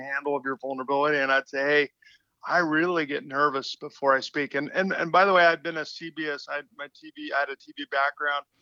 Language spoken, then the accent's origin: English; West Coast, United States; I'm from the West Coast, so all my relatives came over the Rockies